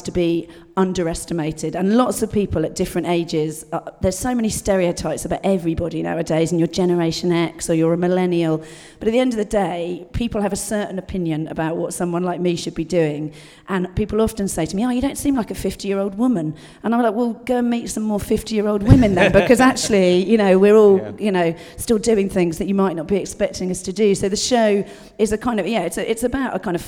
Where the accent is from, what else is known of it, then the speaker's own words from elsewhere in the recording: Dorset, South West England, United Kingdom; I was brought up in Dorset, rural Dorset